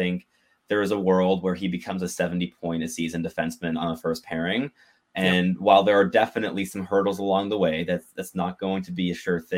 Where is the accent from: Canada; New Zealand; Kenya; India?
Canada; Montreal, Quebec; now in Ottawa, Canada; I'm also so, from Montreal, but I mean, I live in Ottawa, but I'm from Montreal. Absolutely. Grew up in Montreal, Montreal born and bred.